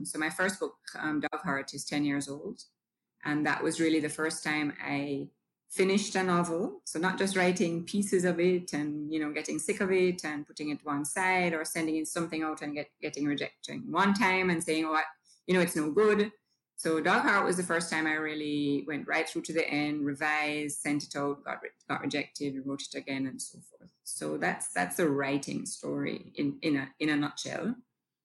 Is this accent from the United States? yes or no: no; Jamaica; I'm Jamaican. I was born here, spent all of my life here except for 2 years away at school.